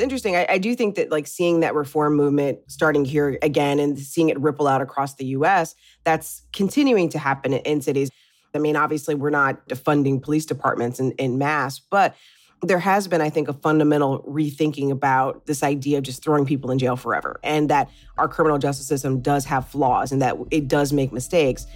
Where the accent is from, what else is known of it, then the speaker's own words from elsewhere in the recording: Midwest, United States; I'm from the Midwest and, you know, I remember growing up and in the eighties and the nineties